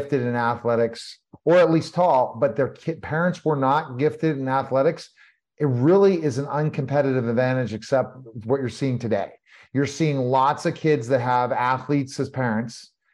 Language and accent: English; Denver, Colorado, United States; also born or lived in Pittsburgh, Pennsylvania, United States; now in Texas, United States; I grew up in Pittsburgh for a few years. And then my father relocated us to Denver, Colorado.